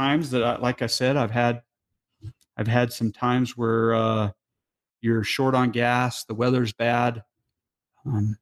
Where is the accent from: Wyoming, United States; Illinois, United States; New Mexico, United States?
New Mexico, United States; moved away; I'm from New Mexico